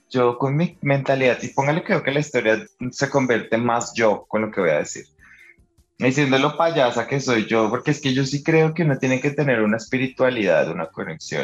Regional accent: Colombia; nacimos en Colombia

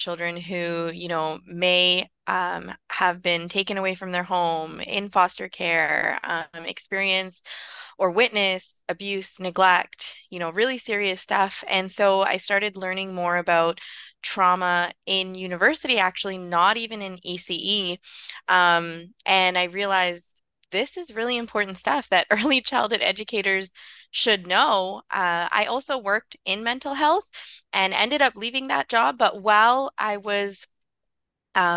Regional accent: Vancouver, British Columbia, Canada; I grew up in East Vancouver

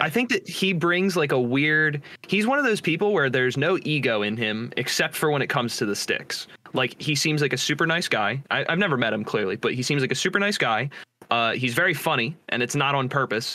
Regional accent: New Jersey, United States; I'm from New Jersey

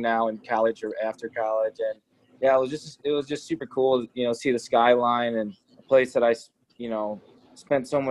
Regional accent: Chicago, Illinois, United States; my hometown in Chicago

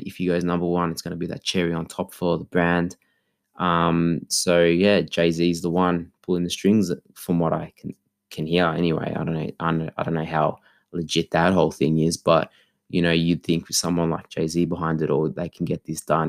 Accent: Australia; also born or lived in Melbourne; for being Australian

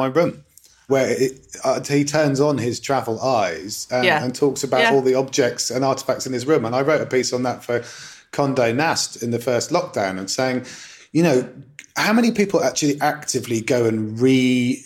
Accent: East Anglia, East of England, United Kingdom; I grew up in East Anglia, you know, which is basically the grain bowl of England.

